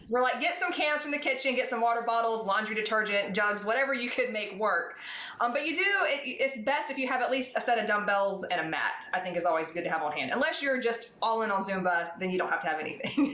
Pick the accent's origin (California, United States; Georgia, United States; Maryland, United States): Georgia, United States; Atlanta; moved away; I'm from Atlanta